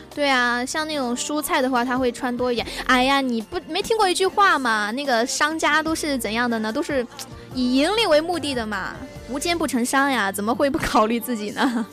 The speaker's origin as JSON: {"language": "Chinese", "region": "Chongqing", "country": "China", "said": "像我们那边儿比较有名的一个串串香就是六婆串串香，因为它是由我们那个，我们本地嘛，重庆本地有一档节目叫做《生活麻辣烫》"}